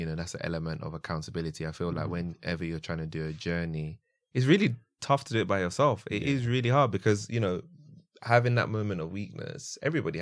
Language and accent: English; London, United Kingdom; I'm from South London as well. I grew up in Camberwell